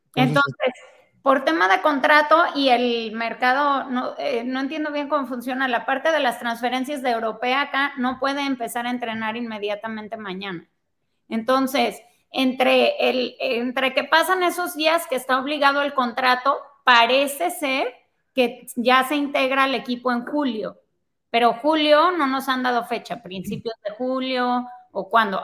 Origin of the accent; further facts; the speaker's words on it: Guadalajara, Jalisco, Mexico; yo crecí en Guadalajara y obviamente ahí jugaba fútbol también. Este, atletismo, selección Jalisco.